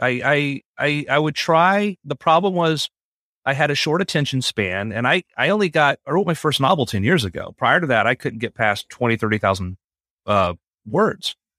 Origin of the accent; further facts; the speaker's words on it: South Florida, United States; I grew up in South Florida